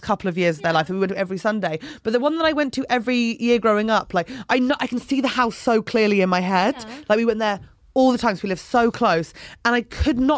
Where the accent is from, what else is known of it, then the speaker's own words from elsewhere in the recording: Fleet, South East England, United Kingdom; moved away; The road I grew up on Fleet.